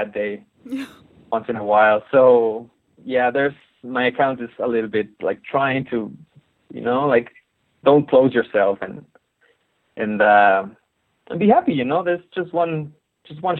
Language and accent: English; Mexico City, Mexico; I was born in Mexico City, which is a colorful and very ironic